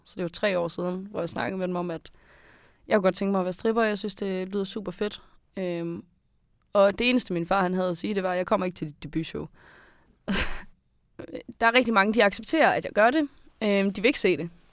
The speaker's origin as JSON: {"language": "Danish", "town": "Skive", "region": "Central Denmark Region", "country": "Denmark", "said": "jeg er 22 år gammel, jeg kommer fra Skive"}